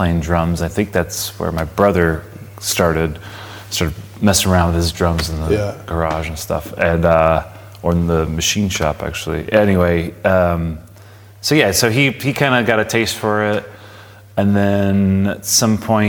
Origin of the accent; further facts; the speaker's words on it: Palm Springs, California, United States; So I grew up in Palm Springs